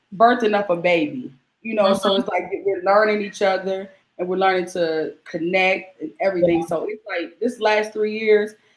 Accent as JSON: {"language": "English", "town": "Cincinnati", "region": "Ohio", "country": "United States", "said": "I'm from Cincinnati, Ohio"}